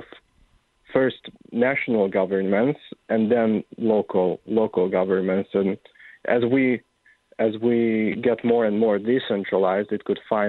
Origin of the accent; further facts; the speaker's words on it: Hungary; I am from Hungary, which is in Central Eastern Europe